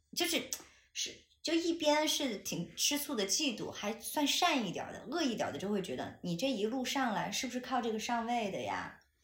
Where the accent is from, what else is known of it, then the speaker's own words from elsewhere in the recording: Chengdu, Sichuan, China; 因为我是成都人，我身边几乎没有过全职太太这样的女性存在嘛